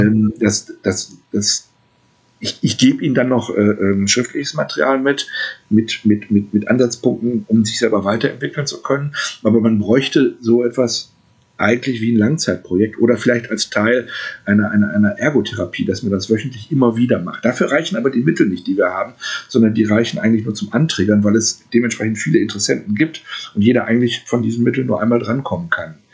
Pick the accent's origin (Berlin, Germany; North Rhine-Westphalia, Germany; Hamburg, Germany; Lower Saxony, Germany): North Rhine-Westphalia, Germany; Gelsenkirchen; in meiner Heimatstadt mache, hier in Gelsenkirchen